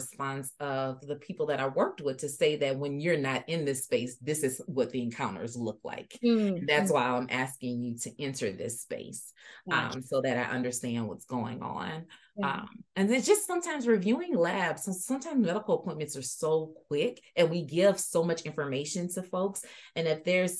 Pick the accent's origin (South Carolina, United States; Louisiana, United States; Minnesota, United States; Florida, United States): Louisiana, United States; moved away as an adult; now in Iowa, United States; Louisiana is my home state